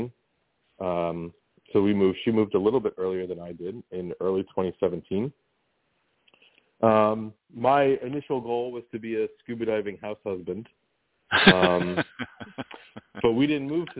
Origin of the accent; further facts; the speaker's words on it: Monroe, New Jersey, United States; I grew up in New Jersey